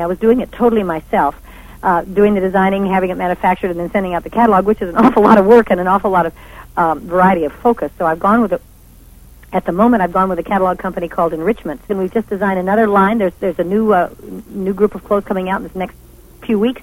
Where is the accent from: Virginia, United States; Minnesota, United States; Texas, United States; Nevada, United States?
Nevada, United States; I came from Nevada